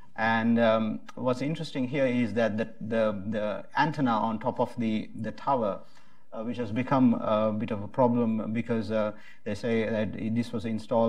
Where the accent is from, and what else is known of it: Sri Lanka